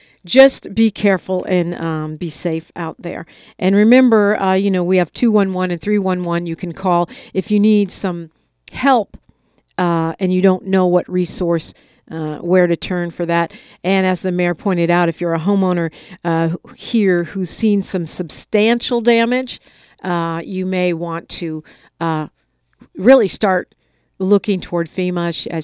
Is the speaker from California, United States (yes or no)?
yes; the Bay Area, California, United States; now in Los Angeles, United States; I'm from the Bay, and I grew up with the rain, but not rain like this.